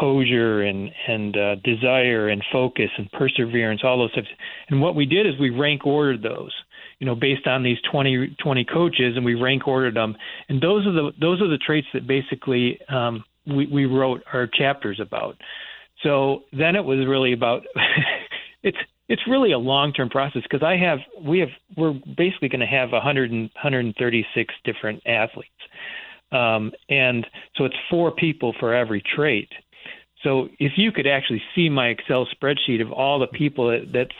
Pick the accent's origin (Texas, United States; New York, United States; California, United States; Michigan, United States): Michigan, United States; I grew up in Michigan